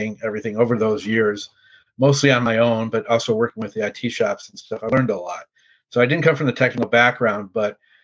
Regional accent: Chicago, Illinois, United States; also born or lived in Indiana; I was from Chicago originally

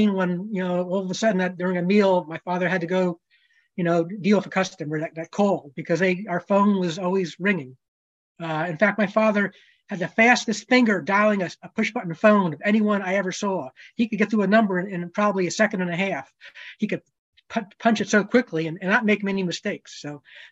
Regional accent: New Jersey, United States; I grew up in New Jersey, probably not too far from where Charlie grew up

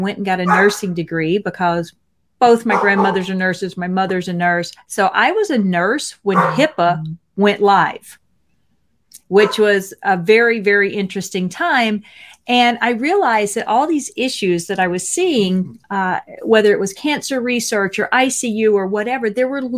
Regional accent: Mississippi, United States; I'm from Mississippi.

